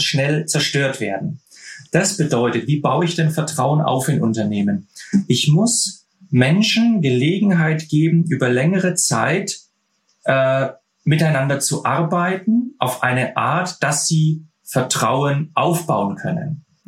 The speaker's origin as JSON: {"language": "German", "country": "Germany", "said": "bei uns in Deutschland"}